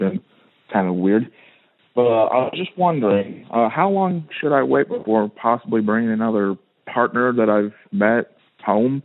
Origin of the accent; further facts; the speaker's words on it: Midwest, United States; I'm a male from the Midwest